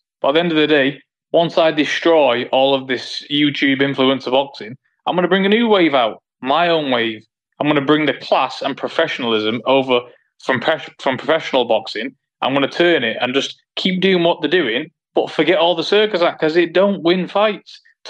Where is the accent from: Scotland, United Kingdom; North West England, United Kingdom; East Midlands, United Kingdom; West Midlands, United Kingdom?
North West England, United Kingdom; Manchester; it's in my hometown